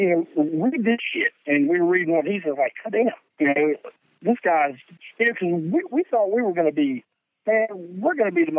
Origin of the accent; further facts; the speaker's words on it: the South, United States; for us, it basically meant we're from the South and we're proud of it.